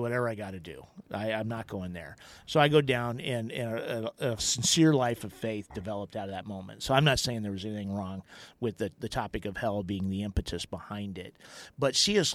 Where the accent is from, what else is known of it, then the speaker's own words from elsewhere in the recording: Johnston, Iowa, United States; I grew up in Johnston, Iowa